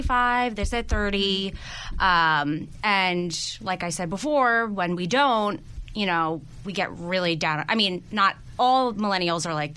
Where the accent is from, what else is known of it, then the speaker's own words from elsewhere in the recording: East Coast, United States; I am from the East Coast.